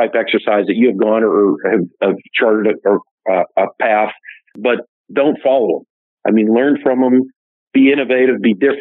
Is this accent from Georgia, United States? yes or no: no; Pittsburgh, Pennsylvania, United States; I grew up right outside of Pittsburgh, Pennsylvania